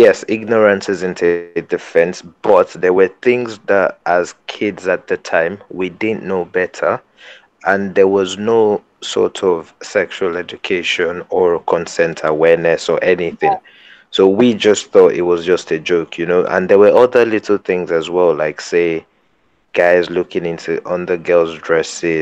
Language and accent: English; Nigeria; growing up in Nigerian secondary school